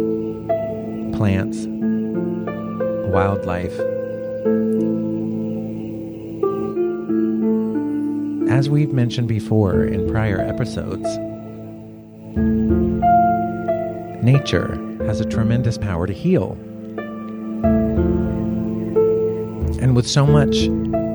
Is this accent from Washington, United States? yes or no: no; South Florida, United States; moved away as an adult; now in Los Angeles, United States; I grew up in South Florida, which is very humid, very hot.